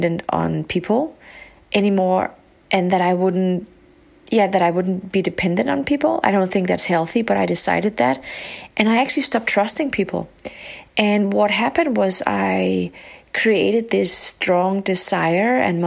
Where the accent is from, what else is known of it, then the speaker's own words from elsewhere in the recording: Denmark; also born or lived in Morocco; When I grew up, I was living in a very white community in a small country up north called Denmark.